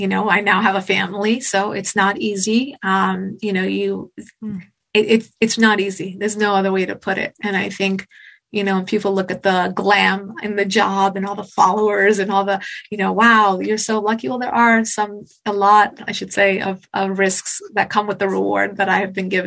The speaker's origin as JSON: {"language": "English", "country": "United States", "tie": "born or raised there", "said": "I was born in America, obviously to Iranian American parents"}